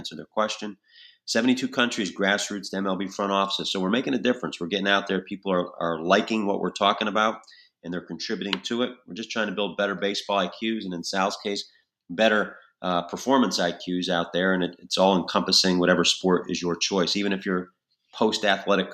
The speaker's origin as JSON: {"language": "English", "town": "Albany", "region": "New York", "country": "United States", "tie": "born or raised there", "said": "That's my hometown area, so that Albany area"}